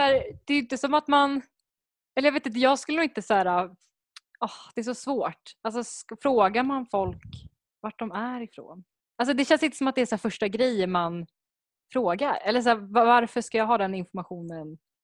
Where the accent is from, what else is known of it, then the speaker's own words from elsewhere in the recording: Sweden; first language Spanish; jag har vuxit upp i Sverige så kanske jag kanske, kanske är lite mer kulturellt svensk